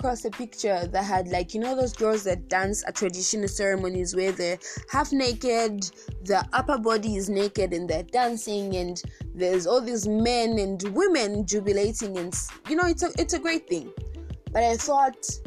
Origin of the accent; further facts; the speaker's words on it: Zambia; our country Zambia